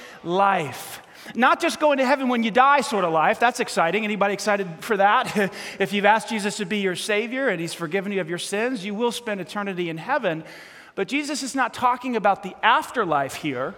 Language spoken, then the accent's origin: English; New York City, New York, United States; moved away; I grew up in New York City.